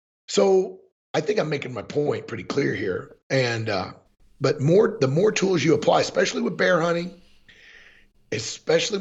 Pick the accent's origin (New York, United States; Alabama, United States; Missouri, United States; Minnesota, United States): Missouri, United States; Springfield; moved away as an adult; also born or lived in Columbia, Missouri; now in Montana, United States; most of my life I was in Columbia, Missouri, but I grew up in Springfield